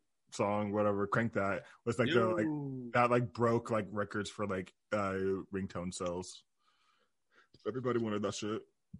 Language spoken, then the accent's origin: English; Sacramento, California, United States; with me and Alan, we're from Sac in the Bay